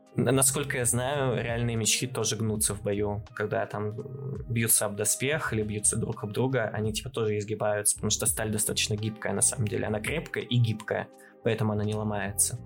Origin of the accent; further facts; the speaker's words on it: Chelyabinsk, Chelyabinsk Oblast, Russia; я как челябинец